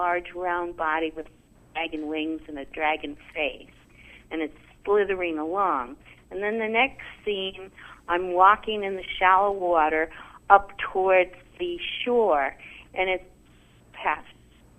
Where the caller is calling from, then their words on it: Omaha, Nebraska, United States; I'm from Omaha, Nebraska.